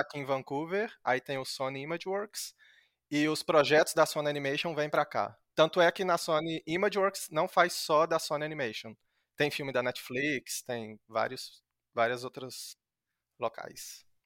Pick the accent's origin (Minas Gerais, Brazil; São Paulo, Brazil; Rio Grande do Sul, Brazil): Minas Gerais, Brazil; moved away; lá na minha cidade, em Minas, é, é um, é um polo moveleiro